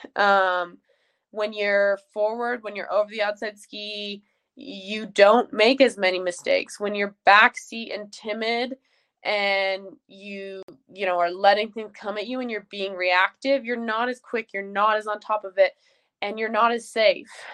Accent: Jackson, Wyoming, United States; I'm from Jackson Hole. It's an amazing place

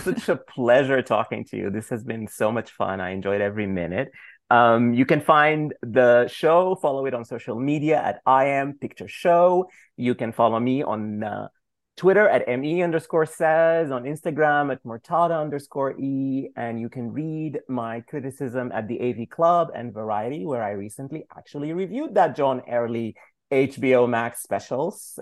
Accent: Sudan; moved away; growing up in Sudan

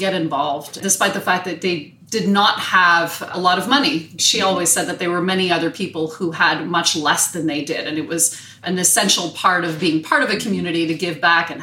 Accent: Montreal, Quebec, Canada; I was born and bred in Montreal, hoping to live and work in another city at some point in my life, but happy to be living here.

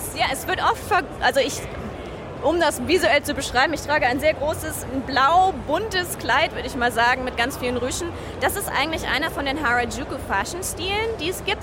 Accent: Bavaria, Germany; now in Tokyo, Japan; Ursprünglich aus Bayern. Also ich bin eigentlich ein bayerisches Cowgirl

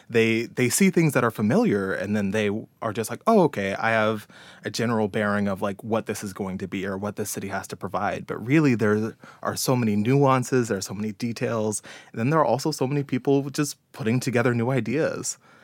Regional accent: Ann Arbor, Michigan, United States; born there; also born or lived in Detroit / Dallas; now in Houston, United States; I was born in Ann Arbor. My family kind of moved around the Ann Arbor, Detroit area for a while, and then we moved down to Dallas, and then finally settled in Houston for a little bit.

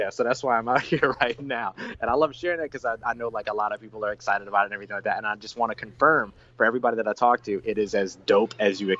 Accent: New Orleans, Louisiana, United States; also born or lived in Los Angeles; I'm originally from New Orleans, so okay. that's where I, that's the other like place and everything. So uh, I'm born and raised uh, in New Orleans, Big Easy

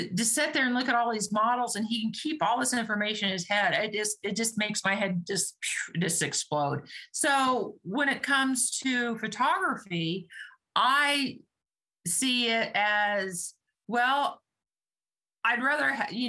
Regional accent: Kansas, United States; growing up in Kansas, when the sirens went off, we headed to the basement

